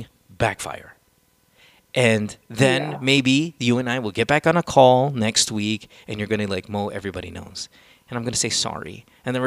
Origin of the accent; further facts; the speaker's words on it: Central Luzon, Philippines; also born or lived in United States; I grew up in the province. I grew up in Bulacan, my dear. I went to La Salle